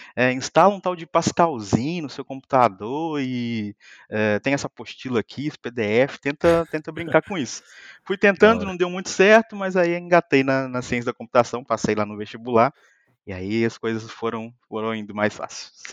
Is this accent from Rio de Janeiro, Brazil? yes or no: no; Muriaé, Minas Gerais, Brazil; moved away as an adult; also born or lived in São Paulo; now in Lisbon, Portugal; sou mineiro de uma cidadezinha bem pequena chamada Muriaé